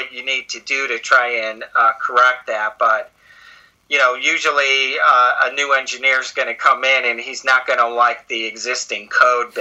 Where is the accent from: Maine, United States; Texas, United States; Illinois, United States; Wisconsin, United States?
Illinois, United States; Chicago; I'm from Chicago